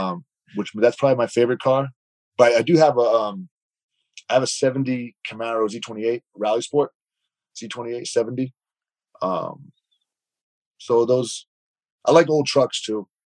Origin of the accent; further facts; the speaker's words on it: East Coast, United States; I have a group of guys that I grew up with on the East Coast from grade school who were still friends to this day, close friends.